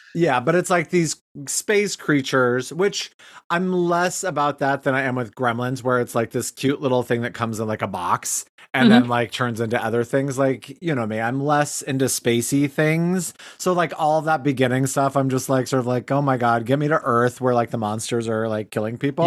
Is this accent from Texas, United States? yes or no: no; Cody, Wyoming, United States; moved away; also born or lived in Chicago, Illinois; this restaurant I worked at in Cody, Wyoming, after I moved home from Chicago